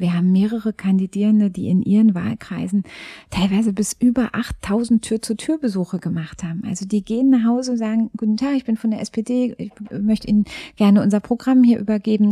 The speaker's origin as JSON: {"language": "German", "town": "Frankfurt", "region": "Brandenburg", "country": "Germany", "tie": "born or raised there", "said": "Ich bin in Frankfurt-Oder geboren. Ich habe ähm, eine ostdeutsche Anfangsbiografie"}